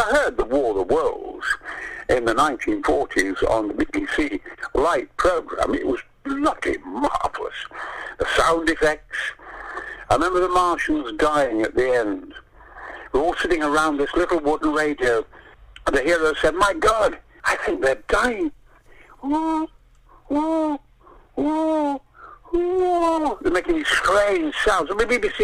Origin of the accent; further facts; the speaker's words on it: Mexborough, Yorkshire and the Humber, United Kingdom; I was born in Mexborough, near Rotherham and Goldthorpe, and we used to kind of go and watch the black and white version of Flash Gordon in the village in Goldthorpe